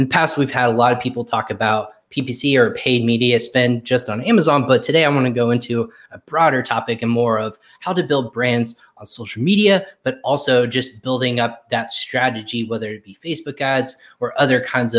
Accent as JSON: {"language": "English", "town": "Plano", "region": "Texas", "country": "United States", "tie": "born or raised there", "also_born_or_lived": "Richardson", "said": "I'm actually, believe it or not, I was born in Richardson, Texas."}